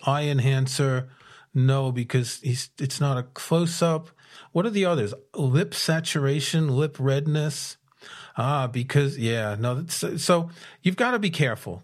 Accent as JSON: {"language": "English", "country": "United States", "moved": "yes", "lives_now": "United Kingdom", "said": "being an American in the U K"}